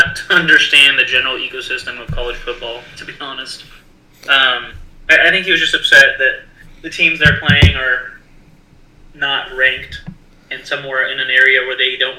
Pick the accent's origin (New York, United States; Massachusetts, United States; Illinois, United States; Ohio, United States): Massachusetts, United States; I don't really want to play for this dude because I'm from Massachusetts.